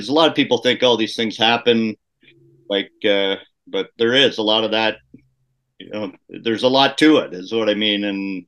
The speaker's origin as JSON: {"language": "English", "town": "Kitchener", "region": "Ontario", "country": "Canada", "tie": "born or raised there", "said": "my hometown, Kitchener-Waterloo"}